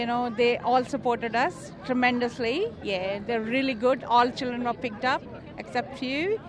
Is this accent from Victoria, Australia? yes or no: yes; Dandenong, Victoria, Australia; No, I'm from Dandenong.